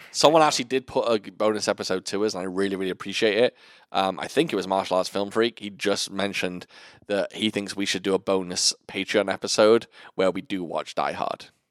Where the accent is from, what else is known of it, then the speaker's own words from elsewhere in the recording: North Wales, United Kingdom; I come from a small town in North Wales